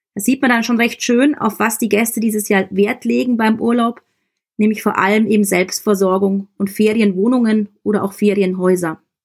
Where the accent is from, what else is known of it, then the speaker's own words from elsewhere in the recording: Germany; bei uns in Deutschland